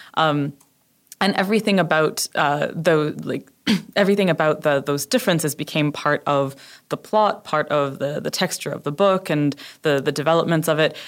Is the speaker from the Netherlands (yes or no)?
no; Canada; moved away as an adult; also born or lived in United Kingdom; I'm Canadian, and I went to, uh, live in the U K for six years